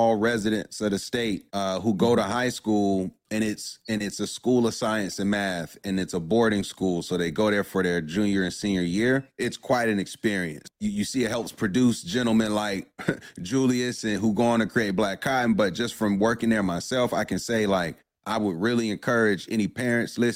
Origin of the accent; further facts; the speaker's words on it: Durham, North Carolina, United States; I grew up in Durham